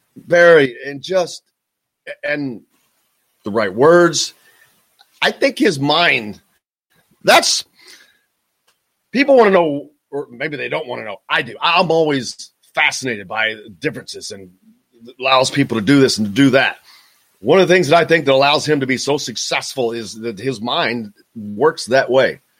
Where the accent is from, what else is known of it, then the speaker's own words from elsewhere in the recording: Southern Indiana, United States; I grew up in Southern Indiana